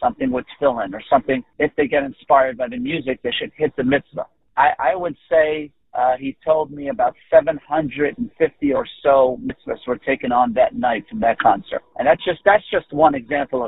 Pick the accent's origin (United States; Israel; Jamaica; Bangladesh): Israel; I was born in Israel